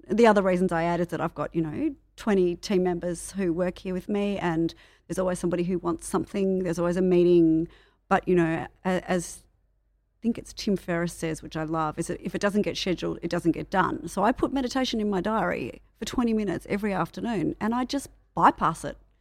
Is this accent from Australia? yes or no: yes; Melbourne, Victoria, Australia; I'm from Melbourne.